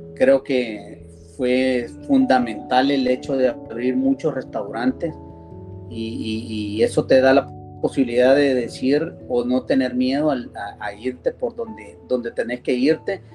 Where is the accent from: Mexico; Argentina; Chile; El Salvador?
El Salvador